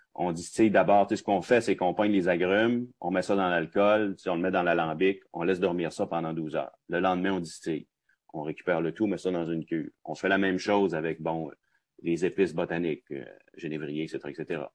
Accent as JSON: {"language": "French", "town": "Roberval", "region": "Quebec", "country": "Canada", "tie": "born or raised there", "said": "Robertval au Lac-Saint-Jean, parce que je suis natif de là, moi, c'est ma ville natale"}